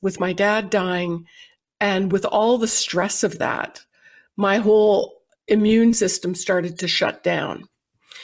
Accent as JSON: {"language": "English", "country": "Canada", "tie": "born or raised there", "moved": "as an adult", "lives_now": "United States", "said": "I was born and raised in Canada"}